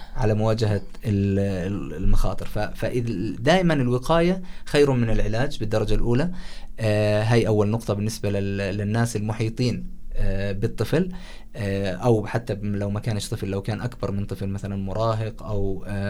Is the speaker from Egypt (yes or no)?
no; Jordan; هون عندنا بالأردن